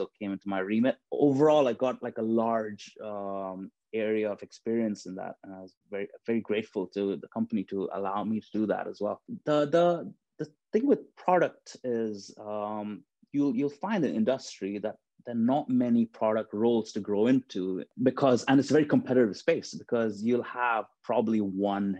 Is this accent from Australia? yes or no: no; Dubai, United Arab Emirates; now in United Kingdom; when I was growing up in Dubai, I grew up in a family where fitness and health and fitness and exercising was actually frowned upon